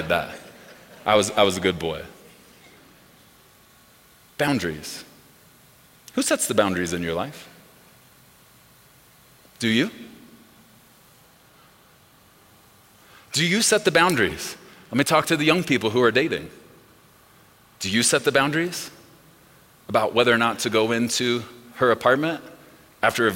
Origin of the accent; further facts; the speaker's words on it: Texas, United States; We are from Texas